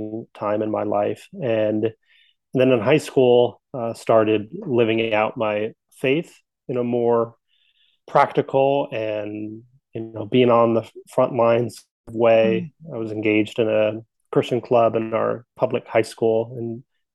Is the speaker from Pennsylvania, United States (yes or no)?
yes; coal region of Pennsylvania, United States; I grew up in Pennsylvania. So the coal region of Pennsylvania, mountains of Pennsylvania.